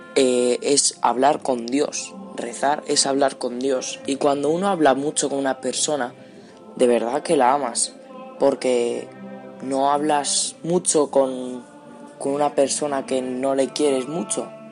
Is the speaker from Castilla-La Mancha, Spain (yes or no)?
yes; Cuenca, Castilla-La Mancha, Spain; tengo 14 años, soy de Cuenca